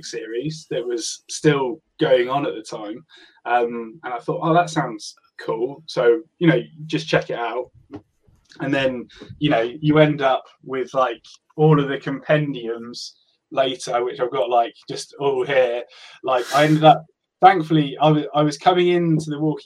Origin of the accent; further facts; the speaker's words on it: Hampshire, South East England, United Kingdom; I'm from Hampshire.